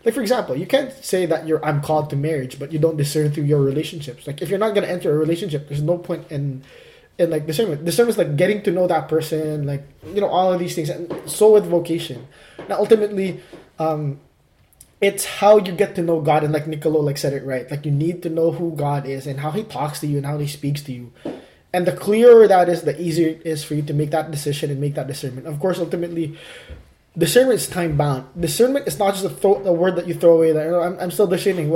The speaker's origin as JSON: {"language": "English", "town": "Calgary", "region": "Alberta", "country": "Canada", "tie": "born or raised there", "moved": "yes", "said": "my hometown, Cowtown, Calgary"}